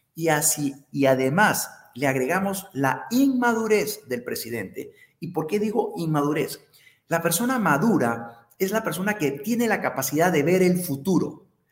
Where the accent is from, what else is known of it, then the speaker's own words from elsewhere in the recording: Peru; como peruanos